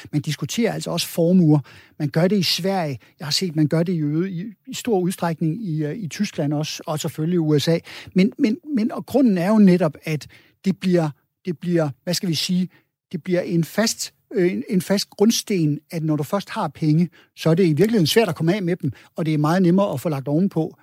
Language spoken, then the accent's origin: Danish; Denmark; vi som danskere